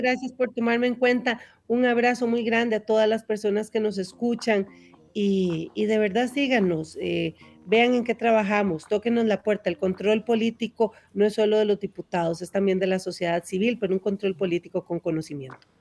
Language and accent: Spanish; Naranjo, Alajuela, Costa Rica; yo que soy de Naranjo